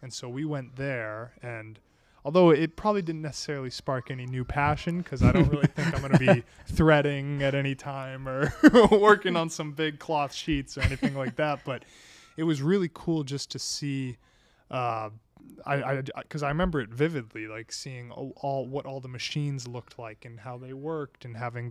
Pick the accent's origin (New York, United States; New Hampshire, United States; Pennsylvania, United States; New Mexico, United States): New Hampshire, United States; now in Arizona, United States; I'm originally from New Hampshire